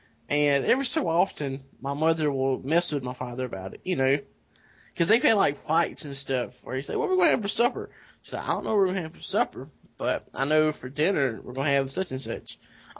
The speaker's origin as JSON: {"language": "English", "region": "South Carolina", "country": "United States", "said": "I'm from South Carolina."}